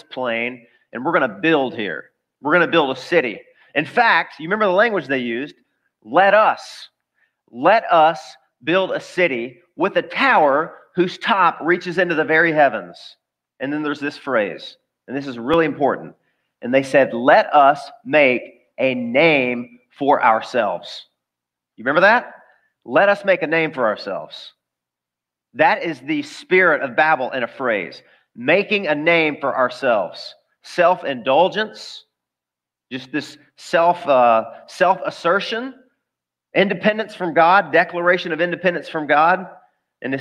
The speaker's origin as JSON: {"language": "English", "region": "the South", "country": "United States", "tie": "born or raised there", "said": "I grew up in the South."}